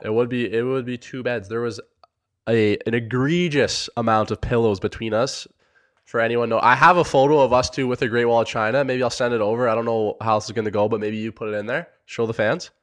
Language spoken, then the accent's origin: English; Sarnia, Ontario, Canada; I'm from Sarnia, Ontario, Canada